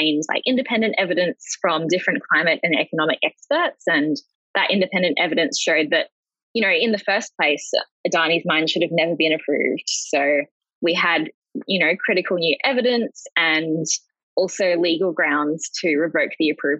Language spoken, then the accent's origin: English; Cairns, Queensland, Australia; growing up in Cairns and Far North Queensland